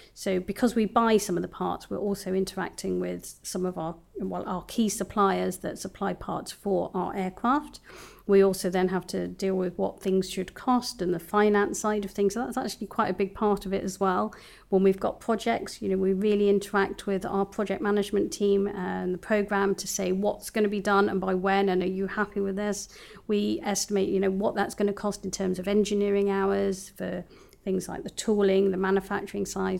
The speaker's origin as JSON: {"language": "English", "region": "London", "country": "United Kingdom", "tie": "born or raised there", "also_born_or_lived": "Bristol", "moved": "as an adult", "said": "I was born and bred in London"}